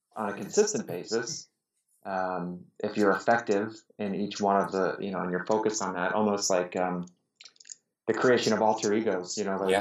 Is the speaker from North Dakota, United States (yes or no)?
no; Pittsburgh, Pennsylvania, United States; now in Detroit, United States; I grew up in Pittsburgh, now live in Detroit